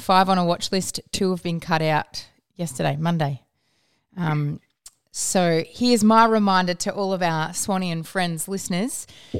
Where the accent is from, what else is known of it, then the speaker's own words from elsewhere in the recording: Perth, Western Australia, Australia; growing up in Perth